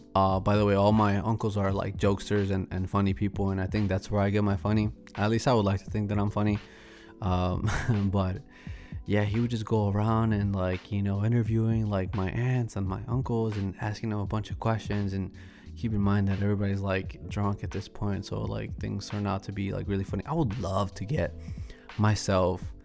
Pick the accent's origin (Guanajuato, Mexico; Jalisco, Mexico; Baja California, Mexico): Guanajuato, Mexico; Celaya; now in Chicago, United States; I'm from Celaya, Guanajuato, so shout out to all my people from Guanajuato